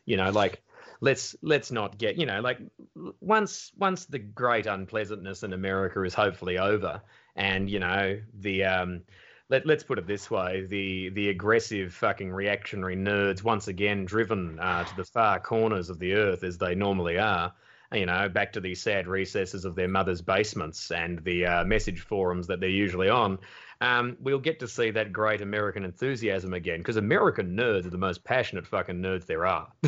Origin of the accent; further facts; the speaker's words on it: Australia; I'm like, "Australia."